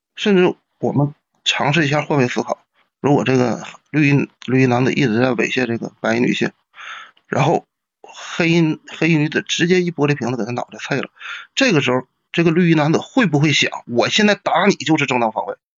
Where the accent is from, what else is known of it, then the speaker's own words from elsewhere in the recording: Northeast China, China; 我们东北话讲